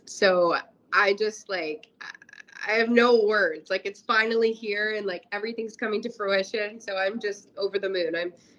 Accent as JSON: {"language": "English", "region": "Kansas", "country": "United States", "tie": "born or raised there", "also_born_or_lived": "New Jersey", "said": "So I was born in New Jersey. And so I will always, New Jersey will always be, a special place. Most of my family lives in Jersey. And we moved to Kansas when I was a young kid and I grew up there."}